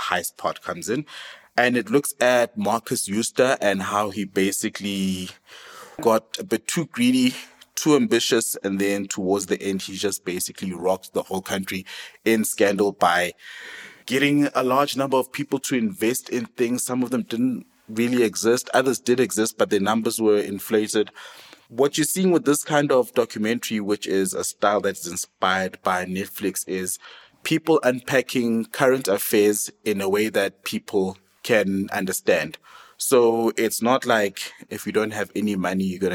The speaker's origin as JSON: {"language": "English", "country": "South Africa", "said": "We are proudly South African"}